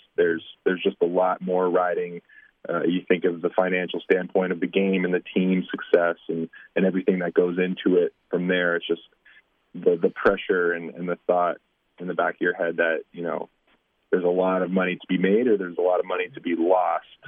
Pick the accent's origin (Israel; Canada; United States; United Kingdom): Canada; Windsor, Ontario; moved away; a small town Windsor kid